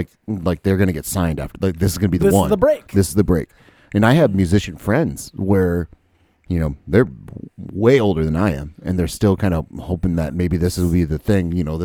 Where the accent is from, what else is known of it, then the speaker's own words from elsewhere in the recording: Jacksonville, Florida, United States; I'm from Jacksonville, or is lived